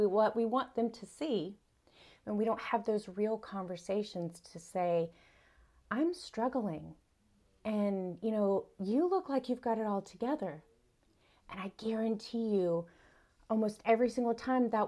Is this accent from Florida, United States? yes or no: no; South Carolina, United States; I'm from South Carolina in the United States. I grew up here. I was born and raised here.